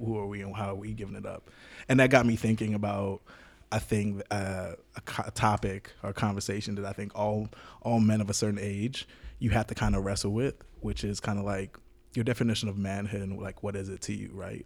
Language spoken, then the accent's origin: English; Jamaica; me growing up in Jamaica